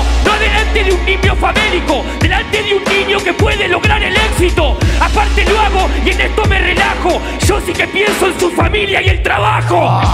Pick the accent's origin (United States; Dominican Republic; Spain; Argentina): Argentina; yo soy argentino